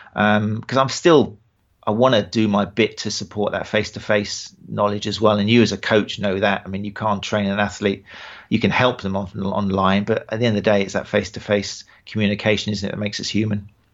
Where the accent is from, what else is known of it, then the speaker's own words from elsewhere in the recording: Brighton, South East England, United Kingdom; accent: British; my hometown, Brighton